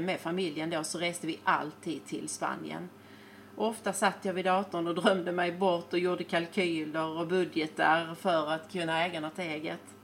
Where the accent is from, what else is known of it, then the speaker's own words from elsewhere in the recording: Sweden; moved away as an adult; now in Spain; jag saknar Sverige, för det är ju där jag är född